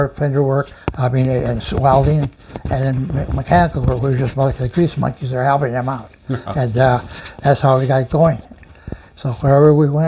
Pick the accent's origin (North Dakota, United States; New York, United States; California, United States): California, United States; San Diego; we grew up there in Logan, in the Logan Heights area of San Diego